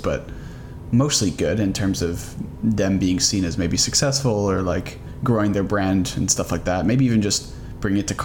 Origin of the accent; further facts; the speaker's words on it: Canada; we're from Canada